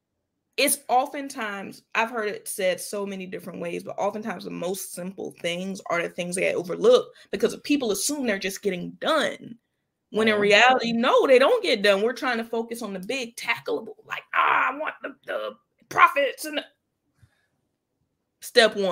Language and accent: English; Jacksonville, Florida, United States; Jax Bridges, which is in my hometown